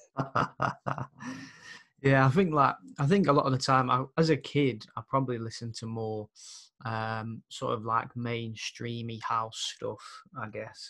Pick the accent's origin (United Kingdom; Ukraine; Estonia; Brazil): United Kingdom; Birmingham, West Midlands; growing up there